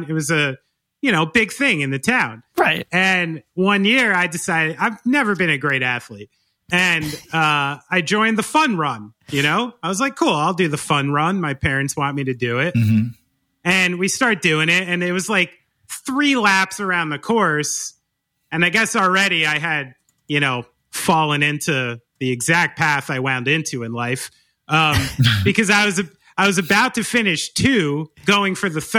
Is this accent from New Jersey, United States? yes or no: yes; Somerville, New Jersey, United States; I grew up in Somerville, New Jersey